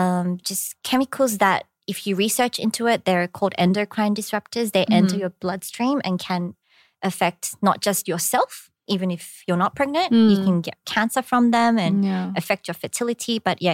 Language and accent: English; Australia; accent: Australian; now in South Korea